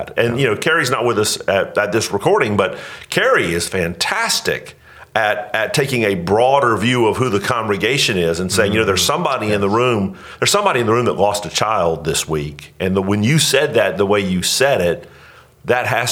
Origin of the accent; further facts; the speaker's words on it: Northeast Florida, United States; moved away; I grew up in Northeast Florida